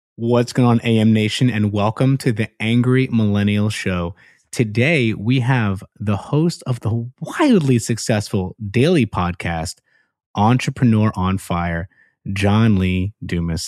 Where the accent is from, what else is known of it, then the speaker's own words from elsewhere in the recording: Puerto Rico; moved away; My home country.